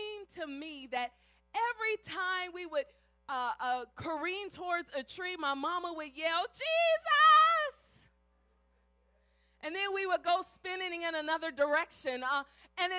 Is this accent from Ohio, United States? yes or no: yes; Cleveland, Ohio, United States; I grew up in Ohio, and in Cleveland there was lots of snow.